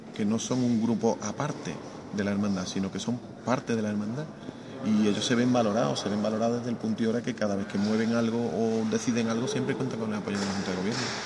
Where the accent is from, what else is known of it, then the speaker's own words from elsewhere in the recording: Arahal, Andalusia, Spain; me he criado en San Roque